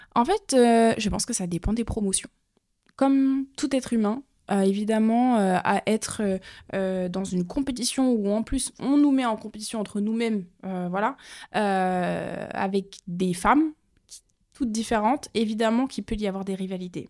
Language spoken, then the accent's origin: French; France; venant des Outre-mer et surtout de deux îles qui sont totalement à l'opposé